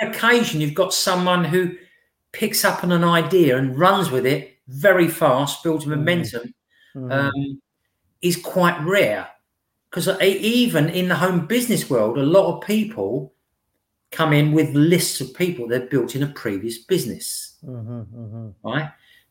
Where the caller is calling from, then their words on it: Witham, East of England, United Kingdom; I'm speaking from Witham in Essex.